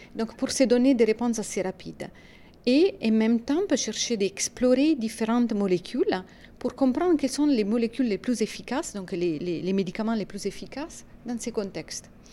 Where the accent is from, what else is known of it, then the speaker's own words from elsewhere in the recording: Italy; accent: Italian; French is a second language; moved away as an adult; now in France; je suis italienne. Ça c'est clair de l'accent